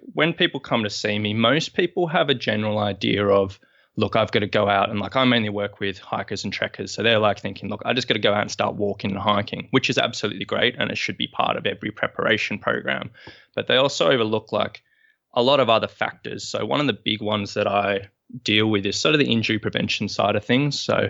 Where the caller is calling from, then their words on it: Sydney, New South Wales, Australia; I'm coming from Sydney, Australia this morning.